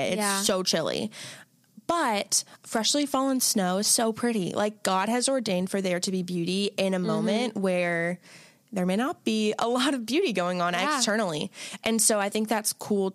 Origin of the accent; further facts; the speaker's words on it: Florida, United States; moved away; When I grew up in Florida